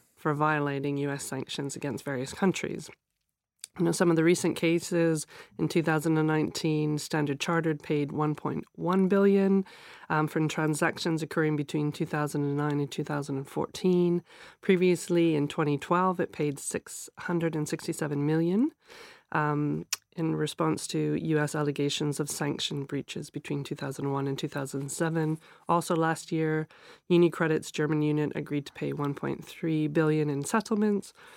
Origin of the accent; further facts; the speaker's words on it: Canada; now in London, United Kingdom; As a Canadian living in London, but also I'm a UK citizen